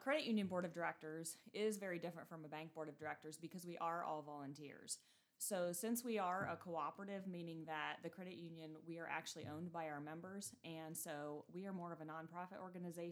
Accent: Kenton, Ohio, United States; I was born and raised here in Hardin County. Graduated from Kenton High School in 1996

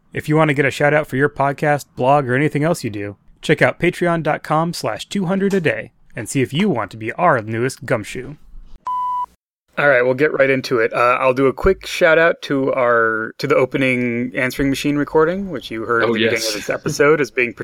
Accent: Midwest, United States

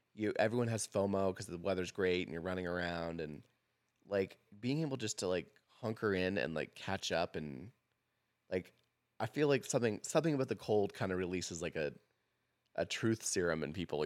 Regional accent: Portland, Oregon, United States; moved away as an adult; now in Boise, United States; I grew up, like, a stone's throw to the Portland L D S Temple.

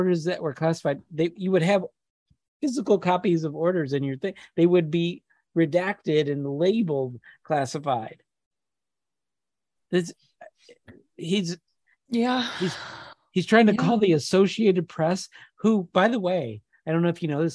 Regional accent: Michigan, United States; I'm from Michigan.

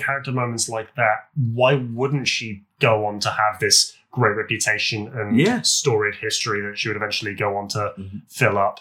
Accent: United Kingdom; We're British

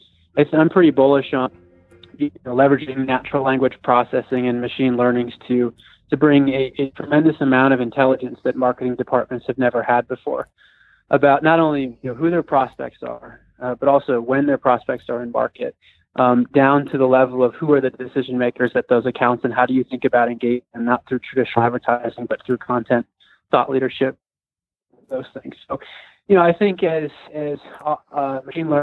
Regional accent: Colorado, United States; when I was 10 years old, growing up in Colorado

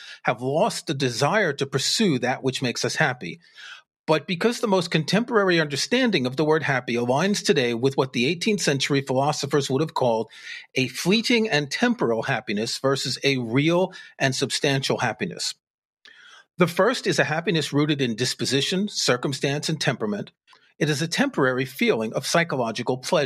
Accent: United States; we're both from the United States

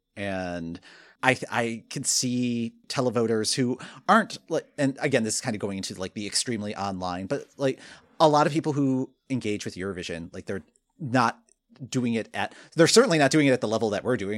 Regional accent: Michigan, United States; moved away; also born or lived in Ohio; I grew up in Michigan

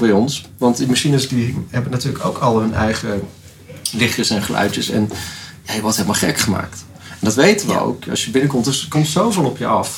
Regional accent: Netherlands; als Nederlanders

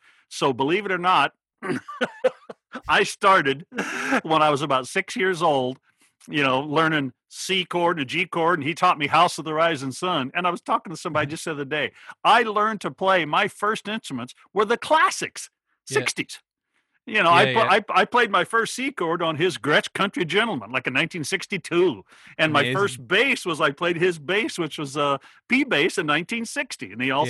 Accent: Oregon, United States; moved away; But the little town was 10 miles away and still a very, very small town. But yeah, that's where I grew up in Oregon.

